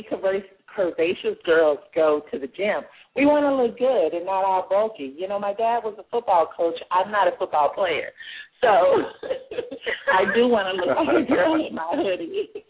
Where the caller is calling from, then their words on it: Palmdale, California, United States; I'm actually calling from Palmdale, California.